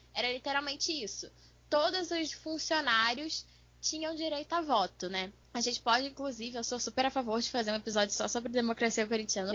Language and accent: Portuguese; Rio de Janeiro, Brazil; eu sou carioca